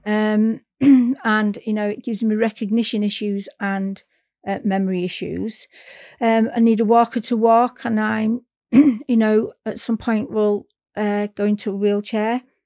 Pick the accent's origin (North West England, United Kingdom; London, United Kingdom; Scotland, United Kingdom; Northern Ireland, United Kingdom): North West England, United Kingdom; Manchester; moved away as an adult; now in North East England, United Kingdom; I'm from Manchester, and um, I'm up in the northeast now, uh, and I moved up here for work